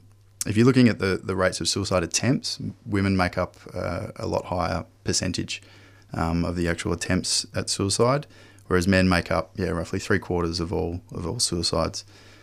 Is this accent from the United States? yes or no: no; Perth, Western Australia, Australia; So I grew up in Perth, worked on farms and worked on factories, you know, largely blue collar work when I was younger